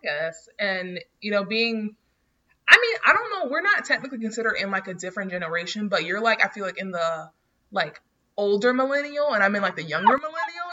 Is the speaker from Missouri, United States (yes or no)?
no; North Florida, United States; I'm from NoFlo.